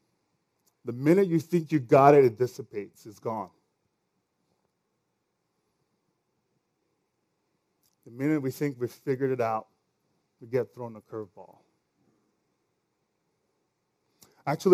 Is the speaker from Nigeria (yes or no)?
yes; Nigeria; accent: Nigerian; my Nigerian accent.